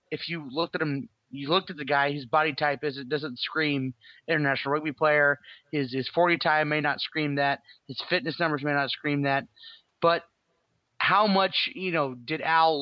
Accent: Kansas City, United States; I'm from Kansas City, as you guys all well know

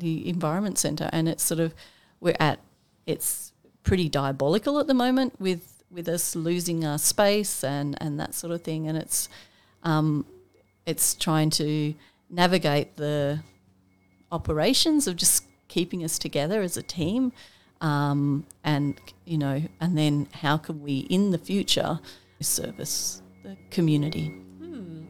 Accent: Armidale, New South Wales, Australia; now in Canberra, Australia; I grew up in Armidale in New South Wales, uh, small on a small little farm.

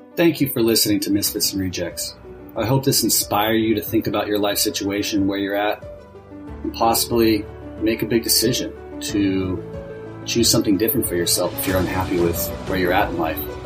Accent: California, United States; I live in, I come from California

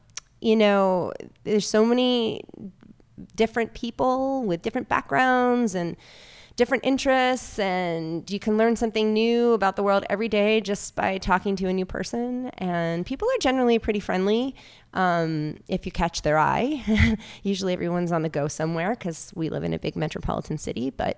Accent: East Coast, United States; now in Glendale, United States; I've lived in Los Angeles almost 22 years now. I can't believe it. I'm a transplant from the East Coast, but I do call LA my home now.

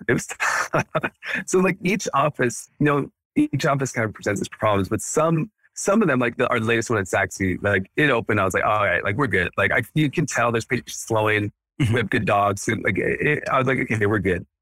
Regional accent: Canada; moved away as an adult; also born or lived in Edmonton, Alberta / Los Angeles; now in United States; I grew up in Canada, so I'm Canadian born and raised.

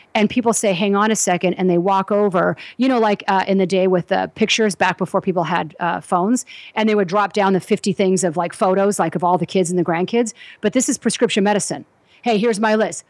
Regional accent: Southern California, United States; growing up in Southern California

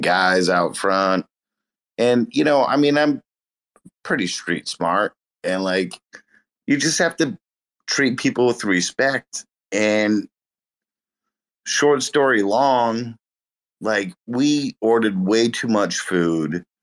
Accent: Massachusetts, United States; I'm in New England. I'm from Massachusetts.

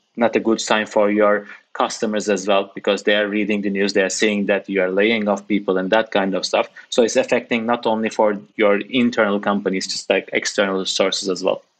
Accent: Turkey; now in United Kingdom; I'm coming from Turkey, working in the U K

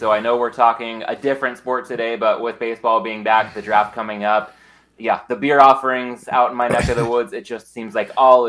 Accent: San Diego, California, United States; I grew up in San Diego

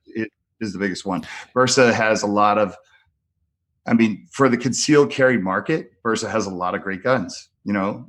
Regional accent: United States; moved away; also born or lived in New Jersey / San Francisco, California; I grew up in Jersey and San Francisco

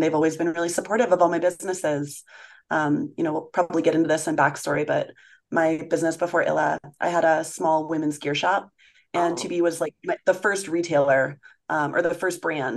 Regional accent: New Hampshire, United States; also born or lived in New Zealand / Connecticut / Tahoe / Winter Park, Colorado; now in Jackson, United States; I'm originally from New Hampshire

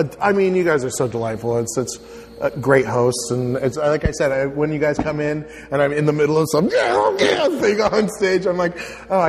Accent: California, United States; I grew up in California.

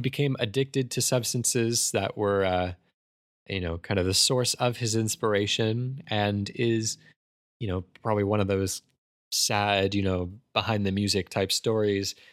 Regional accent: United States; I am painfully American

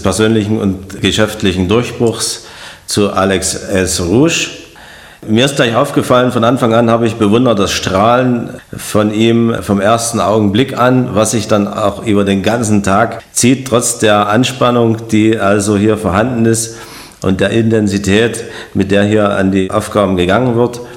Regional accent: Saxony, Germany; Ich komme aus Sachsen

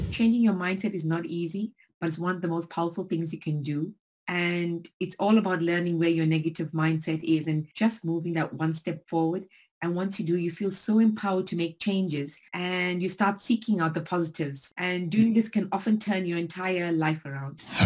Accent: South Africa; moved away as an adult; also born or lived in Frankfurt, Germany; now in Brentwood, United Kingdom; I'm from South Africa originally. So I've been living here in England for 16 years and prior to that for almost three years in Frankfurt

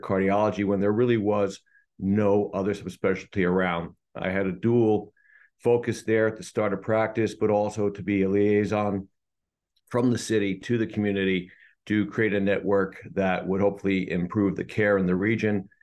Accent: Hudson Valley, New York, United States; the hometown where I was raised in the Hudson Valley of New York.

